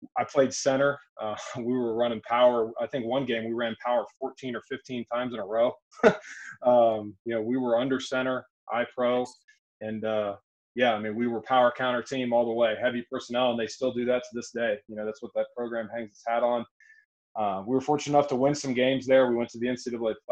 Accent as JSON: {"language": "English", "town": "Newark", "region": "Ohio", "country": "United States", "tie": "born or raised there", "moved": "yes", "lives_now": "Emporia, United States", "said": "I am from Newark, Ohio. I'm an Ohio guy, born and bred. Grew up about 30 minutes east of Columbus."}